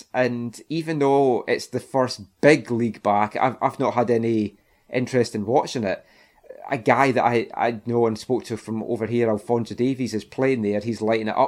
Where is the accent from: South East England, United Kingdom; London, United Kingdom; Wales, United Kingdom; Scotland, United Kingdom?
Scotland, United Kingdom; Glenrothes; we're both from Glenrothes